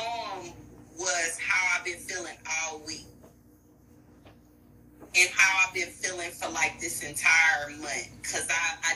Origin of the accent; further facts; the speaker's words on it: Houston, Texas, United States; from Houston, Texas